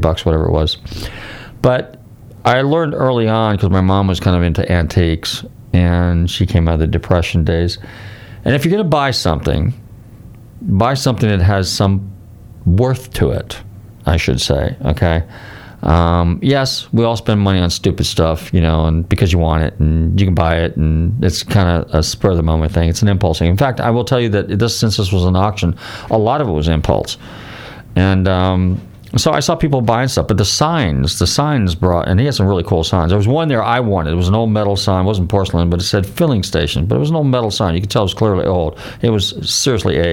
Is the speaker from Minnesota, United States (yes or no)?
no; Northern California, United States; We didn't have a lot of money when we grew up in Northern California